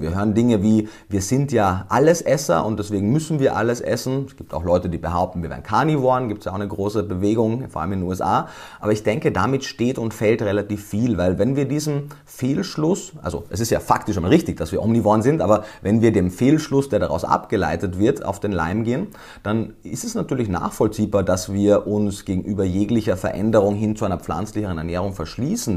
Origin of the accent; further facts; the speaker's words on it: Austria; moved away; Ich komme ja, wie man wahrscheinlich jetzt schon gehört hat, ursprünglich aus Österreich.